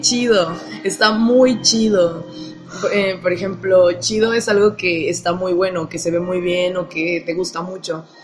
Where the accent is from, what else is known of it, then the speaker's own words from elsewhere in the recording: Mexico; tengo 23 años y soy de México.